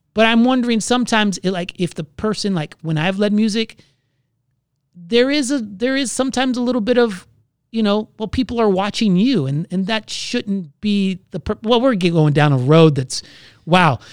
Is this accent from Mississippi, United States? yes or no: no; Florida, United States; moved away; I'm from Florida